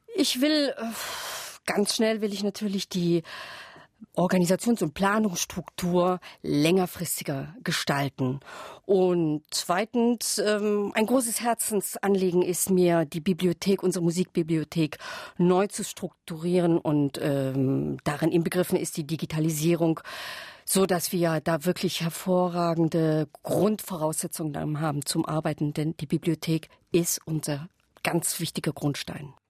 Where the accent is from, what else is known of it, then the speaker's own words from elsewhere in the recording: Saxony, Germany; Ich lebe äh, seit sozusagen ein halbes Jahrhundert hier in Sachsen